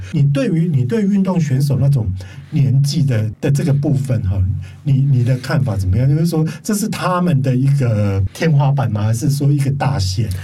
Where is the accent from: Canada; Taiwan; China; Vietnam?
Taiwan; 它也代表我们台湾人的精神